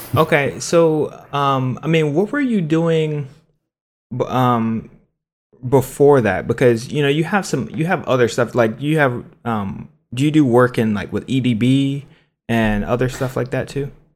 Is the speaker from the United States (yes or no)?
yes; Cincinnati, Ohio, United States; I'm from Cincinnati, I'm from the city